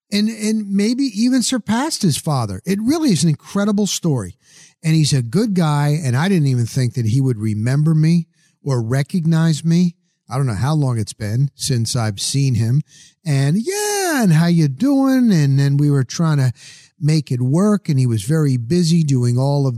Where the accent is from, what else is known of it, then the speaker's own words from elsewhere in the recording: New Jersey, United States; also born or lived in Denver, Colorado; now in Tampa Bay, United States; I'm from Jersey.